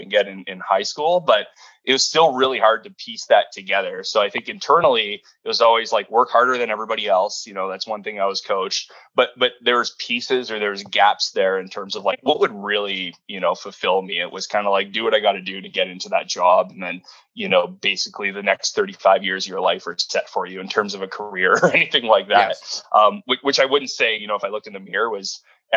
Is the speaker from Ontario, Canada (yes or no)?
yes; Sault Ste. Marie, Ontario, Canada; I grew up in Sault Ste. Marie, Ontario, about 70,000 people